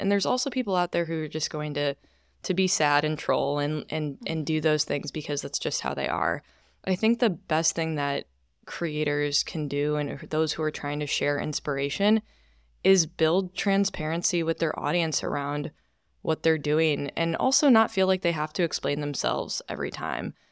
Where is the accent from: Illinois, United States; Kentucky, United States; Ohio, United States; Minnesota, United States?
Illinois, United States; Chicago suburbs; also born or lived in New York; now in Austin, United States; I'm originally from Chicago suburbs